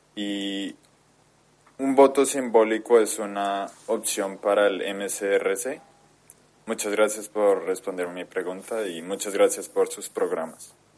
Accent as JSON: {"language": "Spanish", "country": "Colombia", "moved": "yes", "lives_now": "China", "said": "soy de Colombia, aunque ahora vivo en China."}